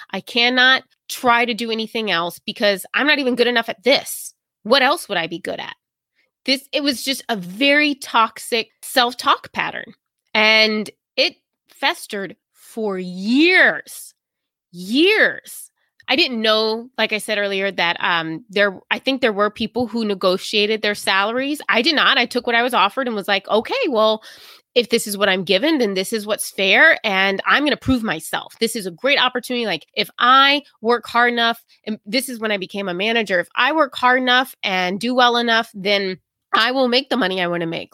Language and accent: English; the South, United States; moved away as an adult; now in New England, United States; I grew up in the South